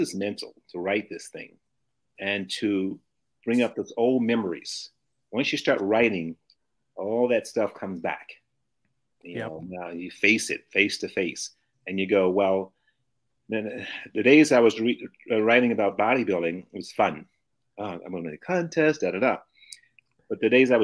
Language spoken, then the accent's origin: English; Memphis, Tennessee, United States; moved away; also born or lived in St. Louis, Missouri / Los Angeles, California; I was born in Memphis, Tennessee, in the deep south